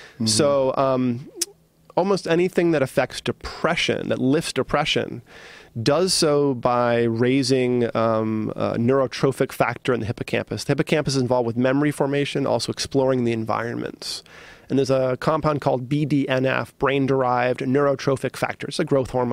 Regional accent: East Coast, United States; I grew up as like on the East Coast as a hard-nosed, you know, East Coaster

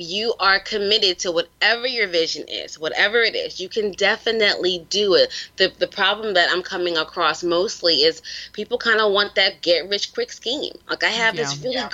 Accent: New York City, New York, United States; I'm from the Bronx

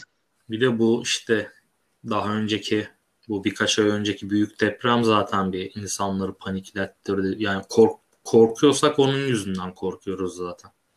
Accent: İzmir, Turkey; Biz İzmirliyiz.

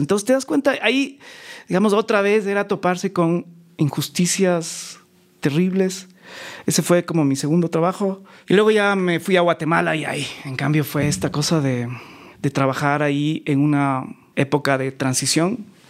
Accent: Quito, Pichincha, Ecuador; also born or lived in New York; yo nací en Quito, en un barrio muy popular que se llama La Magdalena, al

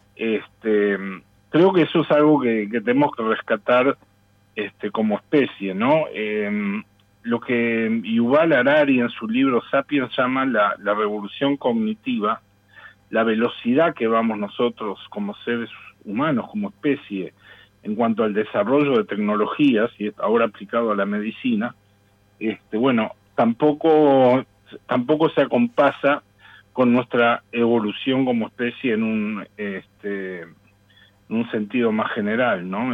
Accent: Uruguay; Yo también lo que quiero rescatar como uruguayo, y, hablo estrictamente como uruguayo

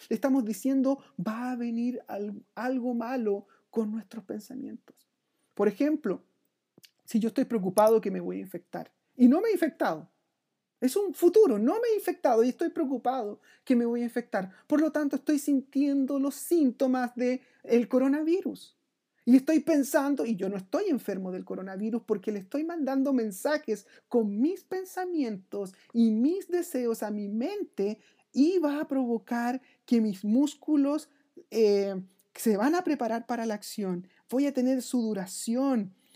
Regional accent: Chile

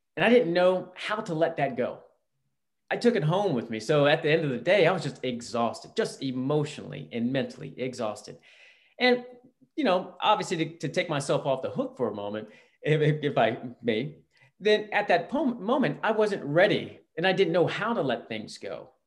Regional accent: Virginia, United States; also born or lived in Alabama / Georgia; now in West Coast, United States; I grew up in Virginia, right outside DC

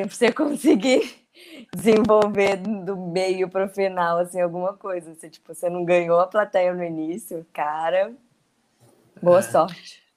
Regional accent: Brasília, Federal District, Brazil; also born or lived in São Paulo; now in Rio de Janeiro, Brazil; eu, apesar de eu morar em São Paulo, eu sou brasiliense. Na época eu morava em São Paulo.

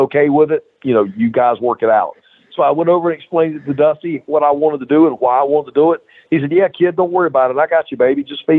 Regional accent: Mid-Atlantic, United States; As a kid growing up in the Mid-Atlantic area, Paul Jones was a huge baby face.

